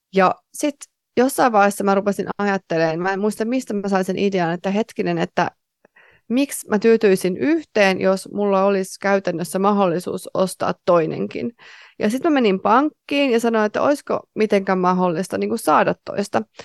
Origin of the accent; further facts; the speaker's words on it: Tampere, Pirkanmaa, Finland; moved away; mä olin Tampereelta kotoisin